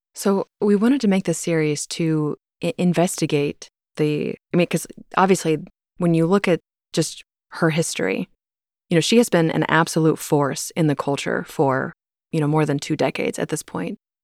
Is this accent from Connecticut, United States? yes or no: no; Topeka, Kansas, United States; I grew up in the Westboro Baptist Church. You know, I was born and raised there